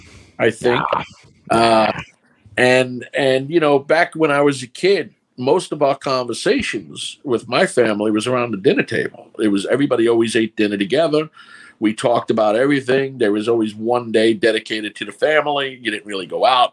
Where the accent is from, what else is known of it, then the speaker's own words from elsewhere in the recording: New York City, New York, United States; accent: New York; also born or lived in Brooklyn; Born in Brooklyn, raised in Queens, New York City.